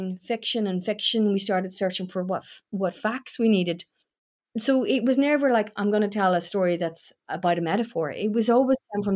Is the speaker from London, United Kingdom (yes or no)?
no; Newry, Northern Ireland, United Kingdom; I grew up in Newry